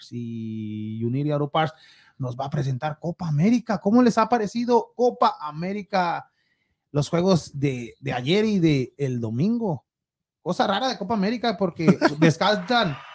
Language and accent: Spanish; Jalisco, Mexico; ¿Cómo que del sur? yo soy, no, del Pacífico. Ay, qué ole. Del occidente